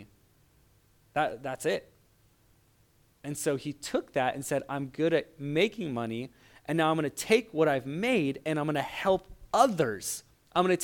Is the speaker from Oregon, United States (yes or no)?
yes; Portland, Oregon, United States; I grew up in Portland, Oregon